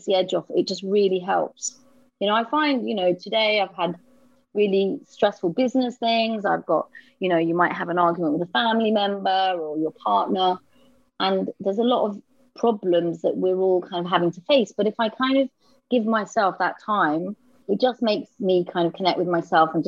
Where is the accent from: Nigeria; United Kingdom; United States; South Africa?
United Kingdom; London; I was from Camden.